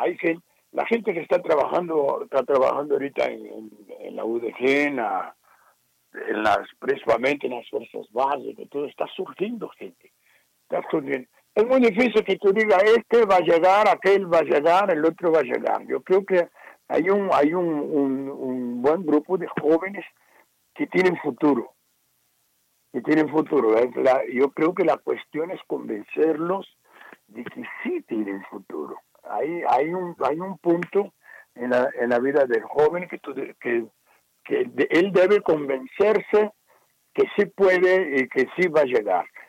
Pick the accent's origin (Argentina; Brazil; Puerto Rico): Brazil; Spanish is a second language; moved away as an adult; now in Mexico